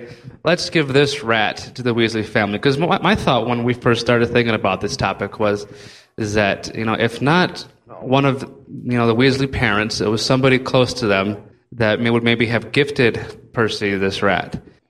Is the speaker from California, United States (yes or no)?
no; Santa Fe, New Mexico, United States; From Santa Fe.